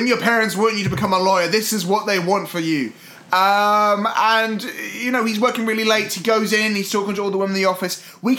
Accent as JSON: {"language": "English", "country": "United Kingdom", "said": "as a British person, I'm almost 100% sure I can say our two established notions of Philadelphia"}